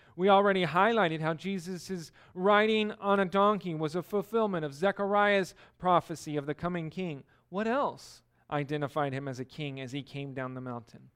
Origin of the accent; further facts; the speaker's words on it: California, United States; moved away; I'm from California